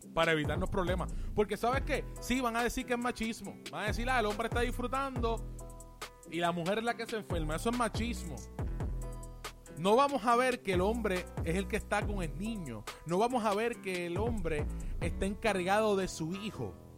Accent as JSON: {"language": "Spanish", "country": "Puerto Rico", "said": "yo estoy en Puerto Rico y soy puertorriqueño, pues yo hablo, yo hablo de aquí."}